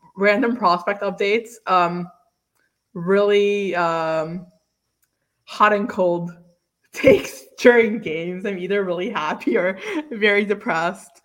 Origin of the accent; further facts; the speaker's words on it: New York City, New York, United States; I'm from Staten Island